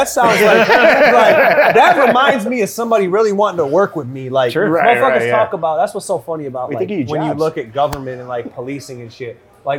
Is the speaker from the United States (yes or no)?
yes; River Rouge, Michigan, United States; I grew up in Rouge